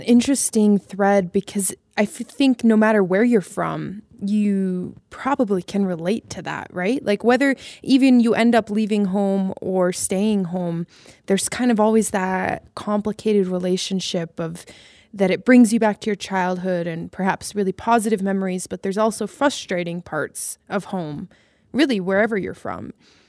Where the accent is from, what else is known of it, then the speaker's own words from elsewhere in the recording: Wyoming, United States; moved away; I've decided to permanently return to Wyoming, my home state.